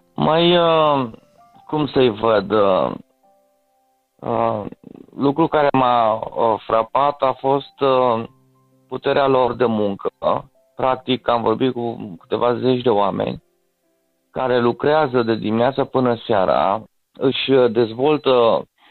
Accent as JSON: {"language": "Romanian", "country": "Romania", "moved": "yes", "said": "aceste tare educaționale cu care am venit din România"}